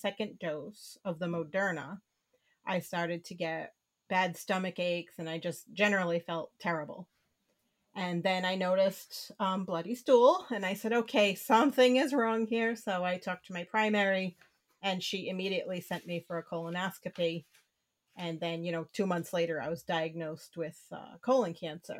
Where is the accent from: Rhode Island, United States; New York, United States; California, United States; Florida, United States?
Rhode Island, United States; Born and raised in Rhode Island and still here.